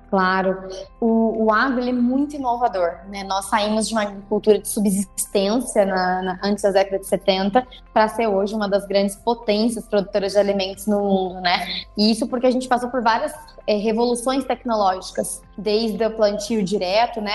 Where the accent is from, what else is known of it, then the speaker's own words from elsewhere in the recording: Itajubá, Minas Gerais, Brazil; Eu sou do sul de Minas Gerais, sou de uma cidade que chama Itajubá